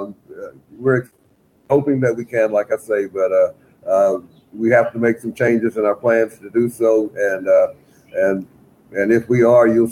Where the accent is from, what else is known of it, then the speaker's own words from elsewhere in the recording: United States; we're from the United States, we've traversed 9 time zones